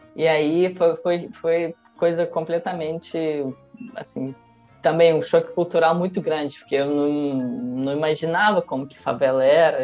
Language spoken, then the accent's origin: Portuguese; Russia; accent: carioca; Portuguese is a second language; moved away as an adult; also born or lived in Rio de Janeiro, Brazil; now in Brazil; nunca saí da Rússia